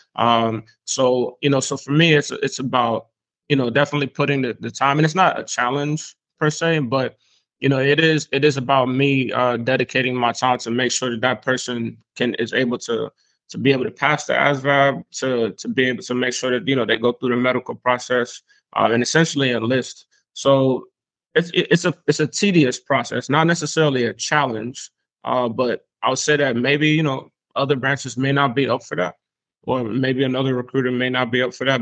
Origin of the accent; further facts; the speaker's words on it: Spring Lake, North Carolina, United States; also born or lived in an island outside the states; transitioning into Spring Lake, North Carolina, um, as I grew up.